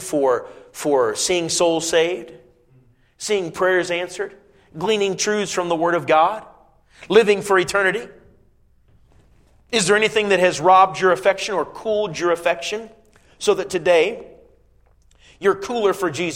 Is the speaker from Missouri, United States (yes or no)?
no; Indiana, United States; I was growing up in Indiana, not just the northwest corner of Indiana, and we'd go often up to Chicago